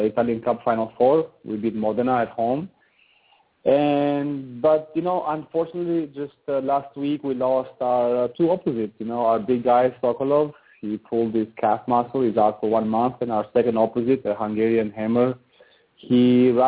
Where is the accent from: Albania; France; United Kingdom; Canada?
Albania; also born or lived in Boston, United States; now in Italy; I'm from Europe, you know, from Albania, so I have a lot of family and friends nearby